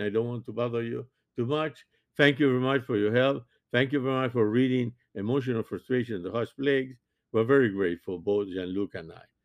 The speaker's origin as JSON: {"language": "English", "region": "Montevideo", "country": "Uruguay", "tie": "born or raised there", "first_language": "French", "second_language": "English", "moved": "yes", "lives_now": "United States", "said": "born and raised in Montevideo"}